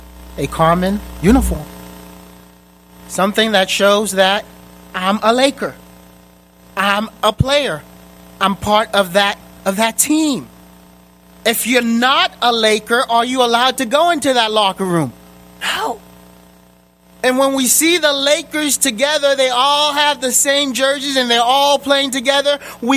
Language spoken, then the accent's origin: English; Boston, Massachusetts, United States; I grew up in Boston, so I cheer for the Boston Celtics.